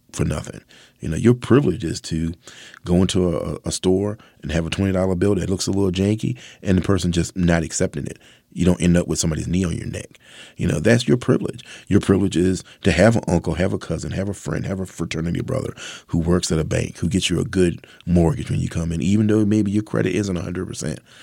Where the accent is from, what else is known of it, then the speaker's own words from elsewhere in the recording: Mathews County, Virginia, United States; I'm a southerner, born and bred. I was raised in Virginia. I was born in Matthews County.